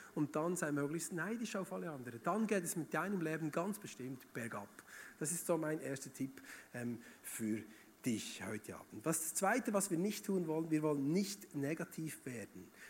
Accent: Bern, Switzerland; moved away as an adult; also born or lived in Emmental; now in Schaffhausen, Switzerland; eigentlich bin ich aus Bern oder Region Bern.

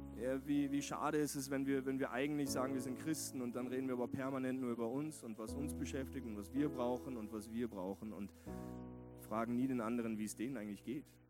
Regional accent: West Germany, Germany; moved away as an adult; now in Vienna, Austria; in Westdeutschland, wo ich aufgewachsen bin.

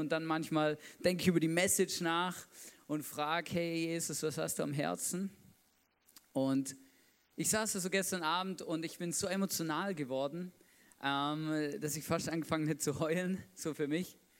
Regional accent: Swabia, Baden-Württemberg, Germany; Ich bin Schwabe, da bin ich aufgewachsen

